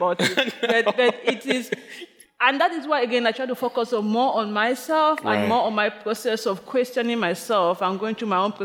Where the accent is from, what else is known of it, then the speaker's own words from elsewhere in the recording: Limbe, Southwest Region, Cameroon; moved away as an adult; now in New York City, United States; my hometown of Limbe